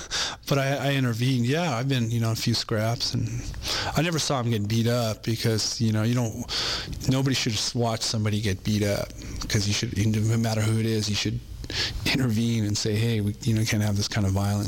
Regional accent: Compton, California, United States; born there; also born or lived in San Pedro, California; I was born in Compton, California.

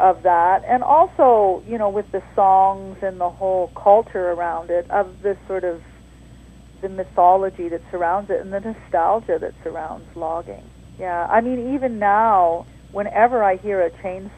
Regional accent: Terrace, British Columbia, Canada; I grew up in Terrace in northern BC

